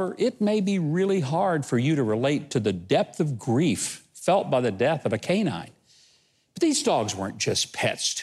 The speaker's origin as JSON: {"language": "English", "region": "Arkansas", "country": "United States", "tie": "born or raised there", "said": "my home state of Arkansas"}